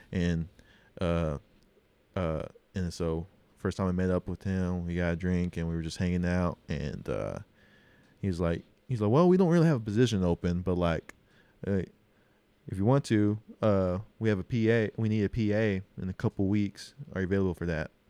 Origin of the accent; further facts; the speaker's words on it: Oklahoma, United States; accent: Oklahoma; my accent, like, Oklahoma accent and being native